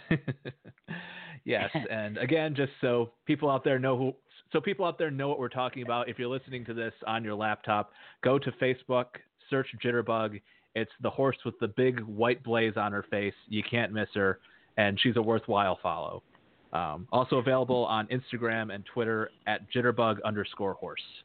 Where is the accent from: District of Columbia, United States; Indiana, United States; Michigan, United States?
Michigan, United States; Edmore; now in Georgetown, United States; I'm a native of Edmore, Michigan, where, uh, as you said in your intro, I grew up around Belgian draft horses.